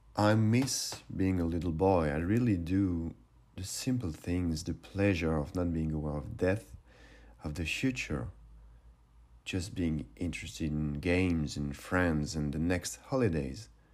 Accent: suburbs of Paris, Île-de-France, France; I grew up in the suburbs of Paris during the eighties and early nineties

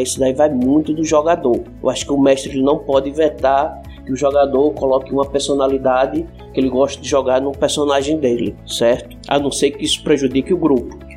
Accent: Northeast Region, Brazil; eu sou nordestino

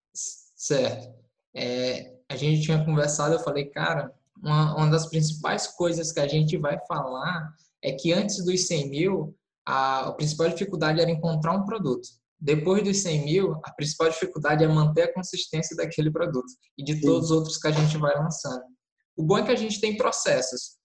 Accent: Teresina, Piauí, Brazil; eu sou de Teresina, Piauí

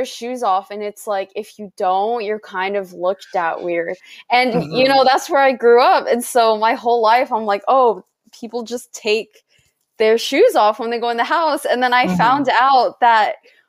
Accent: Hawaii, United States; now in Seattle, United States; I grew up in Hawaii

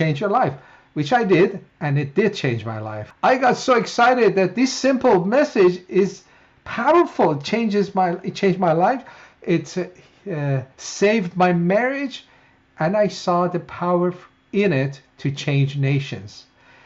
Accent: Iran; moved away as an adult; now in United States; I was born in Iran as a Muslim. I grew up as a Muslim and followed Islam.

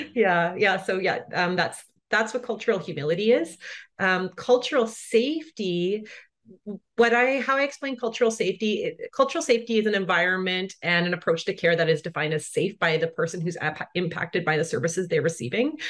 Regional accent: Brandon, Manitoba, Canada; moved away as an adult; also born or lived in Coast Salish territory (British Columbia); I grew up on Treaty Two territory, which is colonially known as Brandon, Manitoba, so kind of in the center of Canada

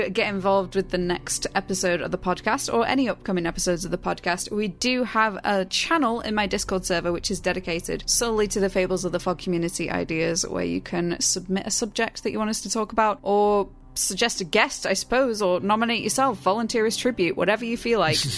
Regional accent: Manchester, North West England, United Kingdom; Oh, I am being Mancunian.

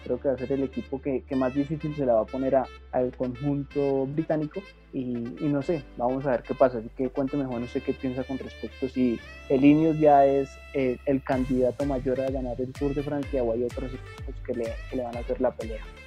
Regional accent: Colombia; nosotros como colombianos

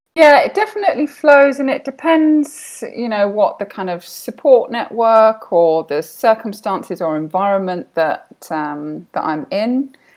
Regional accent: United Kingdom; now in Bahrain; I am British, but currently living in Bahrain in the Middle East

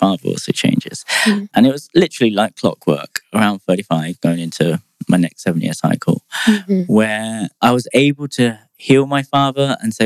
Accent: United Kingdom; I'm British

